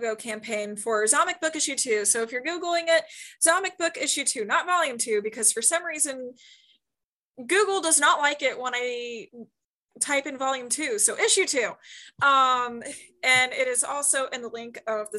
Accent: Marysville, Ohio, United States; Marysville is a town slightly northwest of Columbus, Ohio. Neat little town. I grew up there. It got more interesting when I moved out

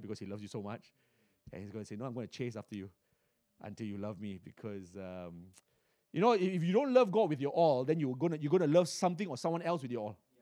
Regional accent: Singapore; I was born in Singapore, uh, and, uh, back in nineteen seventy, uh, in a hospital, uh, called Kandang Kerbau.

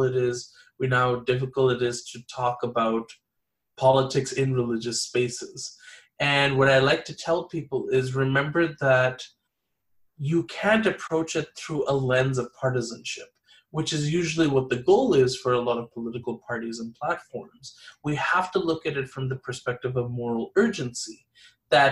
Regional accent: Los Angeles, California, United States; I was born and raised here in Los Angeles

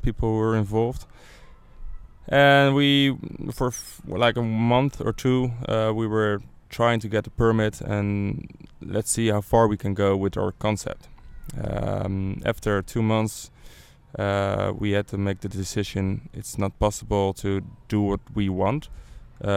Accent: Rotterdam, South Holland, Netherlands; I'm from Rotterdam. I grew up here nearby

